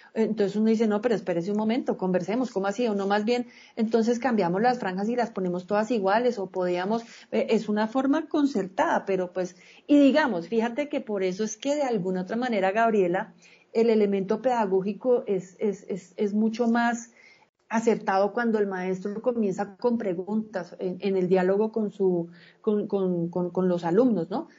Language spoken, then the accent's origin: Spanish; Colombia; yo no solamente soy colombiano para ir y poner el voto, yo soy colombiano todo el día